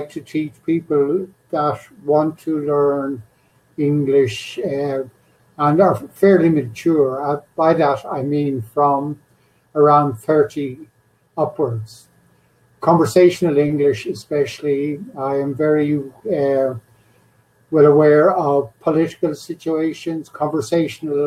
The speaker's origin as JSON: {"language": "English", "country": "Ireland", "moved": "as an adult", "lives_now": "Johannesburg, South Africa", "said": "I am originally from Ireland, but now living in South Africa."}